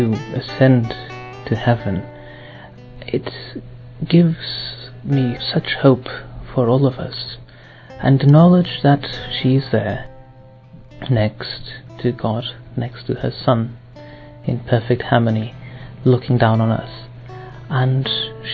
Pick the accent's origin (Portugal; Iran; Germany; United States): Portugal; I'm from Portugal, and I'm 28 years old